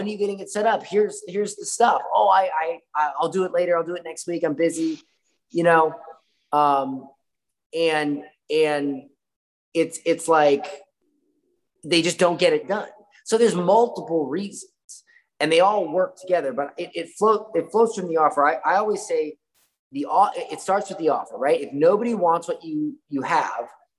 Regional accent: Florida, United States; I'm from Florida

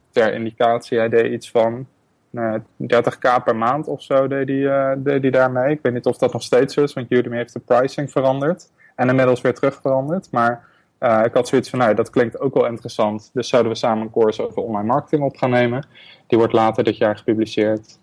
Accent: Netherlands; moved away as an adult; also born or lived in Berlin; ik heb Nederland echt voor een onbepaalde tijd achtergelaten

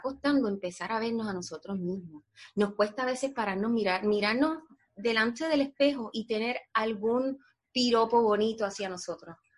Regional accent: Puerto Rico; moved away as an adult; now in United States; nosotros los puertorriqueños somos parte de los Estados Unidos

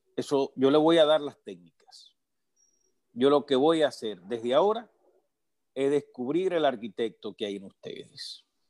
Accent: Moca, Espaillat, Dominican Republic; Moca, de donde soy

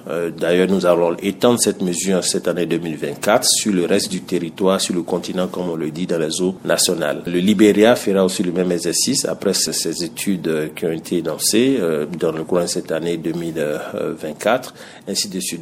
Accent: Côte d’Ivoire; en tant qu'ivoirien

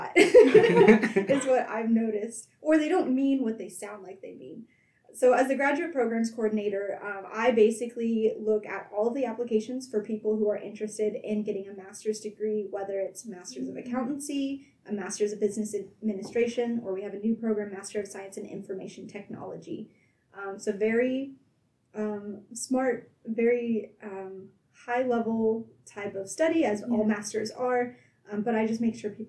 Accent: Nortonville, Kansas, United States; also born or lived in Chase County, Kansas; now in Emporia, United States; I am actually originally from Chase County, which is a very small town about 30 minutes south of Emporia. I lived there for 10 years, and then I moved to Northeast Kansas.

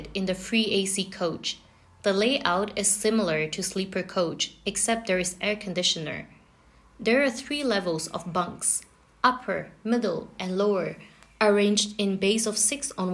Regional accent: France; moved away; Growing up in France was a totally different experience.

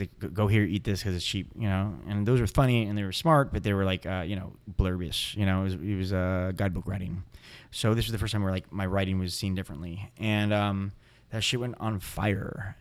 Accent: San Diego, California, United States; also born or lived in Los Angeles / El Paso; now in San Francisco, United States; I was born in Los Angeles, but I, I, uh, when I was two, I moved to El Paso, and I lived there for seven years, no, five years, and then I moved to San Diego in oh seven.

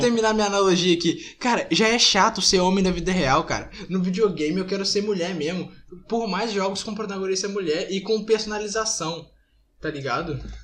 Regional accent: Brazil; eu sou brasileiro

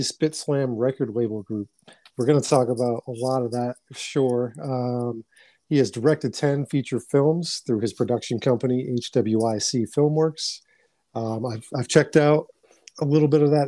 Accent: Boston, Massachusetts, United States; born and raised in New England or born, uh, you know, Dorchester, Massachusetts is where my formative years were

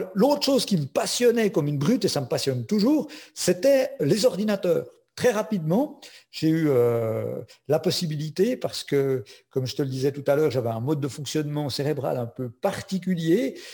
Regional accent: Switzerland; Je suis suisse, j'ai un petit accent, mais mon papa est français

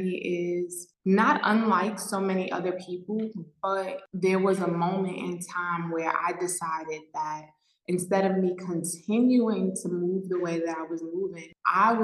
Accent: New York City, New York, United States; moved away as an adult; now in Mexico; I am from New York, born and raised in New York City

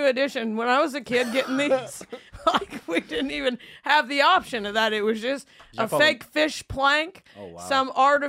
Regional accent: Indiana, United States; I'm from Indiana.

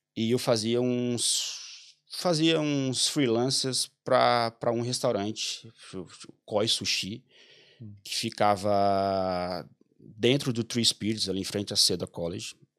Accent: Mossoró, Rio Grande do Norte, Brazil; moved away as an adult; also born or lived in Goiás / Belém / São Paulo / Chile; eu sou de Mossoró, Rio Grande do Norte

